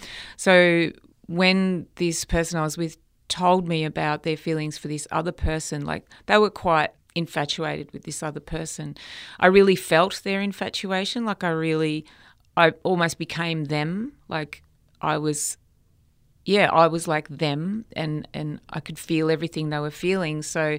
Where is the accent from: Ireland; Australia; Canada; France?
Australia; Melbourne, Victoria; I wasn't in my hometown of Melbourne